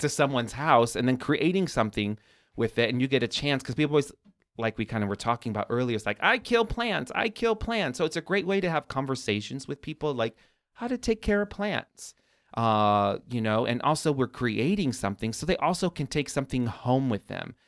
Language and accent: English; Chicago, Illinois, United States; I even grew up here